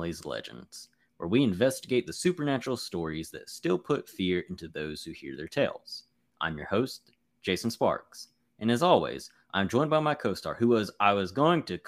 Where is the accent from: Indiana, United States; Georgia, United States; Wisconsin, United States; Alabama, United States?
Alabama, United States; my home state of Alabama